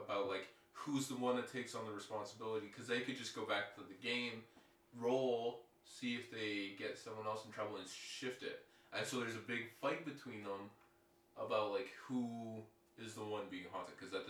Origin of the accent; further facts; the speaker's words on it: Medicine Hat, Alberta, Canada; I grew up in Medicine Hat.